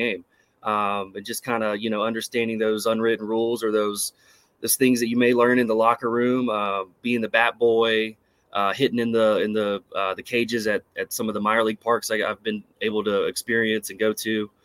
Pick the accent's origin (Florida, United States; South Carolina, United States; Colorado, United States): South Carolina, United States; Myrtle Beach; growing up in the Myrtle Beach area